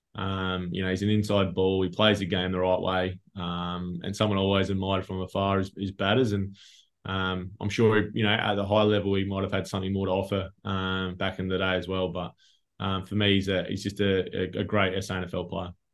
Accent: Yorke Peninsula, South Australia, Australia; we grew up together on York Peninsula

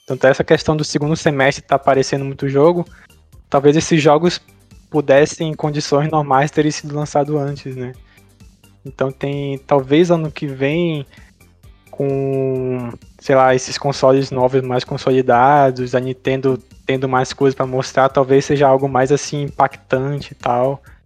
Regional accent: Brazil; nós que somos brasileiros

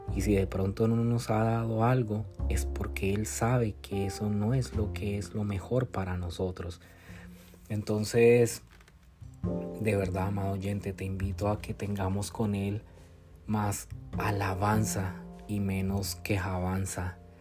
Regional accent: Colombia; moved away as an adult; now in United States; Yo soy de Colombia, eh, vivo aquí, radico ahora en los Estados Unidos

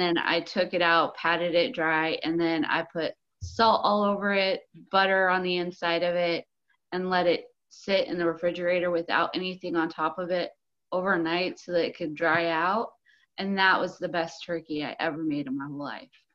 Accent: United States; We're so American

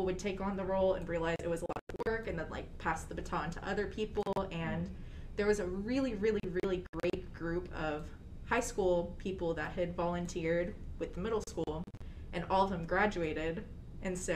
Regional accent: Fort Worth, Texas, United States; I'm from the Fort Worth Diocese, so we do our confirmation our sophomore year

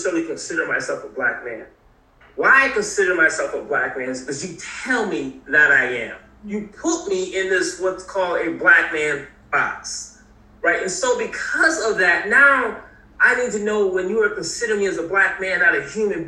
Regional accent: New Haven, Connecticut, United States; also born or lived in South Carolina; as a teenager going to South Carolina from the north, New Haven, Connecticut. And so again, I was born in South Carolina, lots of family down there.

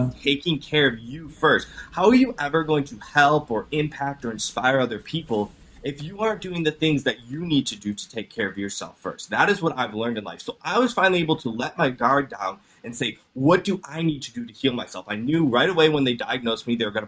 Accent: Cleveland, Ohio, United States; I'm from Cleveland, Ohio

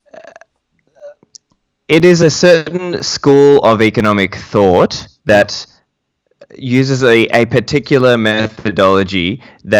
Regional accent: Sydney, New South Wales, Australia; also born or lived in Sri Lanka; I'm raised in Sydney, but I'm from Sri Lanka

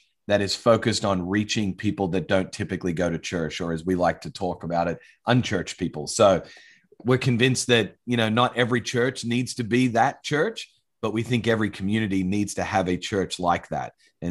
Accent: Australia; also born or lived in United States; I'm an Australian, but also have lived quite a bit of time over in the US, was born to American parents in Australia, so I'm a dual citizen.

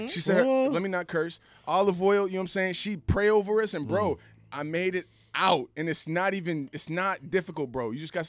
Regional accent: Boston, Massachusetts, United States; also born or lived in Georgia / Jamaica; I was born in Georgia, came up to Boston when I was like 4 years old. So it's everything I know and love.

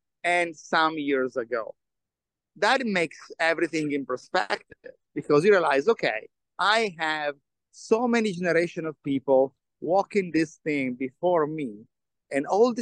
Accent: Turin, Piedmont, Italy; moved away; the history of my hometown.

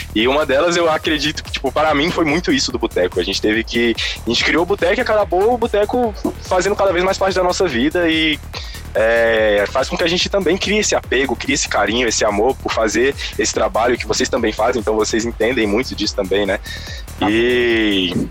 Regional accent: Brasília, Federal District, Brazil; tanto eu quanto o …, a gente é daqui de Brasília

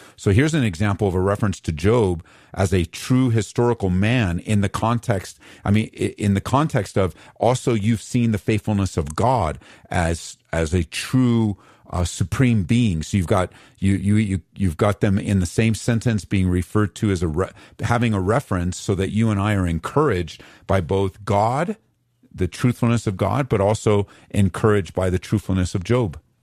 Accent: Southern California, United States; moved away as an adult; now in Aurora, United States; I grew up in Southern Cal

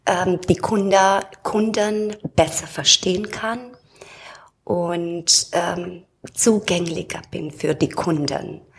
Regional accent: Romania; now in Germany; ursprünglich komme ich aus Rumänien, bin da geboren und seit 32 Jahren wohne ich hier in Deutschland

